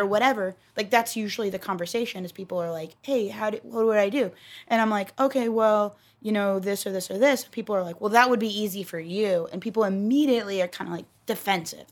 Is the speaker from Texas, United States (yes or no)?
yes; Texas, United States; I'm from Texas